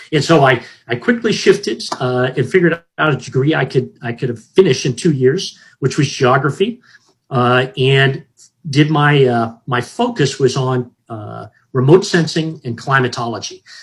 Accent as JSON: {"language": "English", "region": "Hawaii", "country": "United States", "tie": "born or raised there", "said": "So when I grew up in Hawaii, and and I lived at Hickam Air Force Base"}